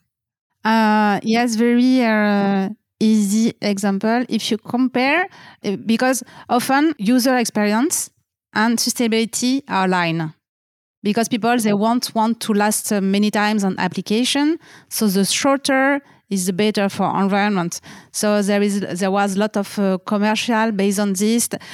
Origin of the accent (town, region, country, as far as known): France